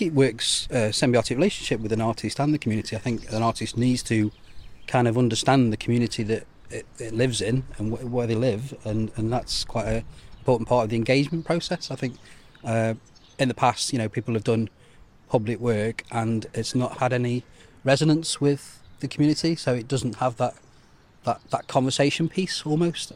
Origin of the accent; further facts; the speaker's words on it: Stoke-on-Trent, West Midlands, United Kingdom; moved away as an adult; now in Guernsey; I'm from Stoke-on-Trent, Uh, so I came here in two thousand eight